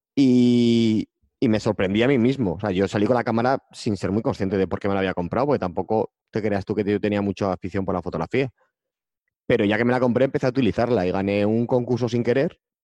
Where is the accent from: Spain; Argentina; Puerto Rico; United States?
Spain; Pamplona, Navarre; yo soy de Pamplona